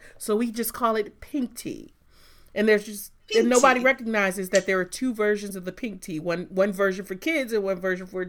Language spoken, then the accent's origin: English; Michigan, United States; a Michigan girl, so it's Verner's or nothing, man.